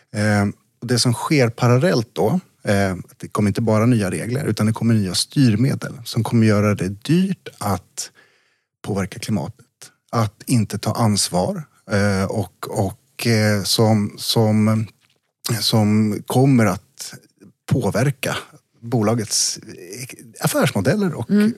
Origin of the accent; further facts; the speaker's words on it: eastern Värmland, Sweden; På, på bruket i Öst, i Väst, i östra Värmland där jag växte upp